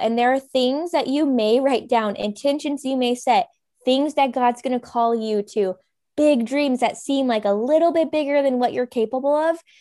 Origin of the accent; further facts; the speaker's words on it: Kentucky, United States; moved away as an adult; also born or lived in California / Arizona / Los Angeles, California; now in Raleigh, United States; I'm from Kentucky originally. Well, I was in California and my parents divorced, moved to Kentucky, did high school, college